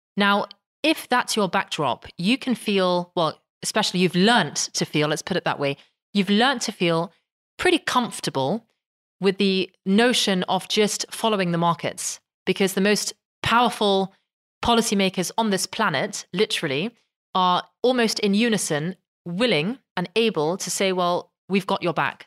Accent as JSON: {"language": "English", "region": "London", "country": "United Kingdom", "tie": "born or raised there", "moved": "as an adult", "lives_now": "Netherlands", "said": "I was very much um, sort of born and raised in London"}